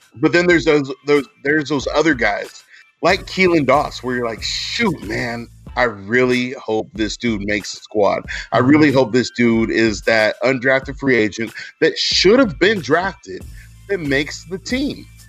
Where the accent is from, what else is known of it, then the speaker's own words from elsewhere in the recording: Alameda, California, United States; That's my hometown.